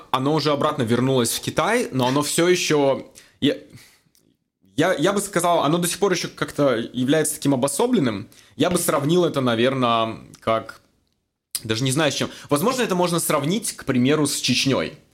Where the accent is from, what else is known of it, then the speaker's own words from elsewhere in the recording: Magnitogorsk, Chelyabinsk Oblast, Russia; moved away as an adult; also born or lived in Moscow, Russia / Hong Kong; now in Vancouver, Canada; Я родом из России, из маленького города Магнитогорск, Челябинская область.